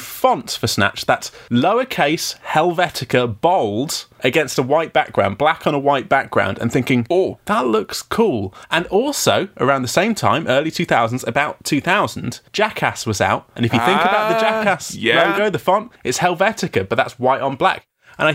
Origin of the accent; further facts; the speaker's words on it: United Kingdom; I'm a top British bloke.